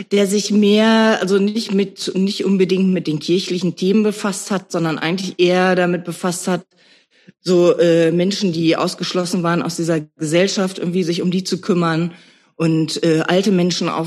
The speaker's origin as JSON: {"language": "German", "town": "Nörten-Hardenberg", "region": "Lower Saxony", "country": "Germany", "tie": "born or raised there", "said": "Äh, ich bin in Nörden-Hardenberg aufgewachsen."}